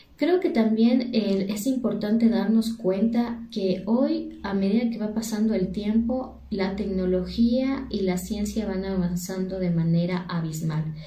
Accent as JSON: {"language": "Spanish", "country": "Ecuador", "said": "soy de Ecuador"}